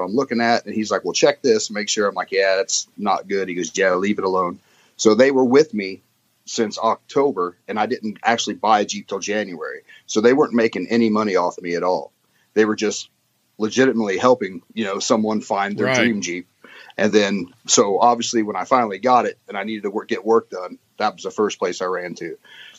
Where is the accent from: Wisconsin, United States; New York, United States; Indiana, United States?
Indiana, United States; moved away as an adult; now in England, United Kingdom; I'm originally from Indiana in the States